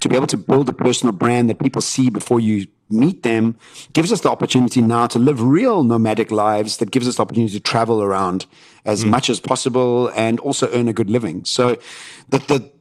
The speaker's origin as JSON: {"language": "English", "town": "Johannesburg", "region": "Gauteng", "country": "South Africa", "tie": "born or raised there", "said": "us all growing up in Johannesburg"}